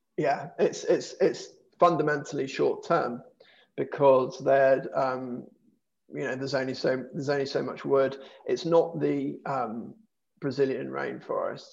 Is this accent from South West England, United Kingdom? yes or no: yes; Dorset, South West England, United Kingdom; I'm uh, uh, from from the south, I guess, was born and I grew up in Dorset